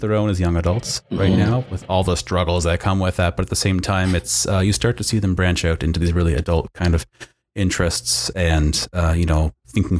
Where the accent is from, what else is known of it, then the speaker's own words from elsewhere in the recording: Atlantic Canada, Canada; I am born and bred in Atlantic Canada. I'm a coastal kid.